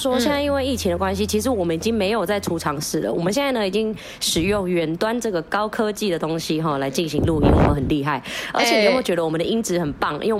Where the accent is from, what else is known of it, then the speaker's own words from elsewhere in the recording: Philippines; 因为我我是菲律宾人嘛，所以其实本来就没有在过这个节的习惯。